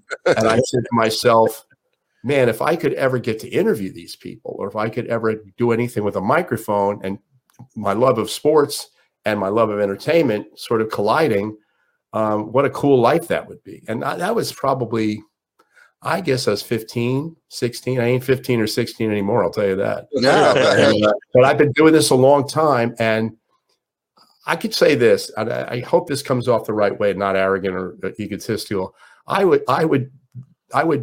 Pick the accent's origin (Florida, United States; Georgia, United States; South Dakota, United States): Florida, United States; Miami; born or raised there